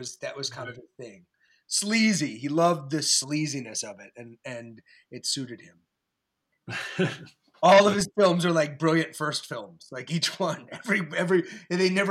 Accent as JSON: {"language": "English", "town": "Baltimore", "region": "Maryland", "country": "United States", "moved": "yes", "lives_now": "Maine, United States", "said": "I'm from Baltimore"}